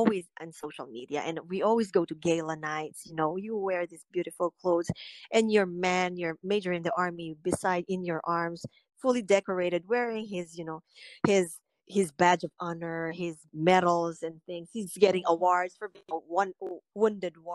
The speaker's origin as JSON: {"language": "English", "country": "Philippines", "tie": "born or raised there", "moved": "yes", "lives_now": "United States", "said": "I grew up in the Philippines"}